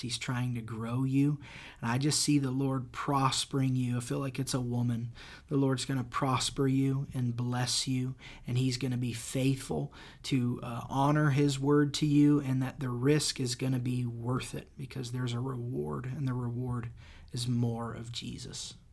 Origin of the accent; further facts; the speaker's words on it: Indiana, United States; moved away as an adult; now in Florida, United States; I grew up in Indiana, had a super broken childhood.